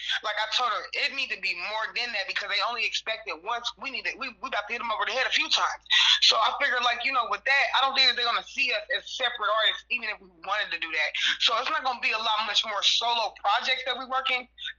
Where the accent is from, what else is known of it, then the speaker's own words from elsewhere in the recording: Kansas City, Missouri, United States; now in Las Vegas, United States; And mind you, I am from Kansas City, and I actually moved to Las Vegas, but I can't find it in myself to stay at home because we have so much work here.